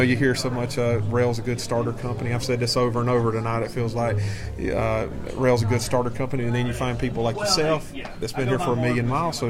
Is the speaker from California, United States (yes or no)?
no; Georgia, United States; moved away; I'm from Georgia myself